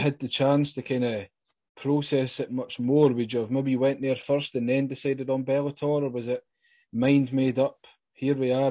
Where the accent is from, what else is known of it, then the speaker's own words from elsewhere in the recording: Scotland, United Kingdom; I'm hailing from Scotland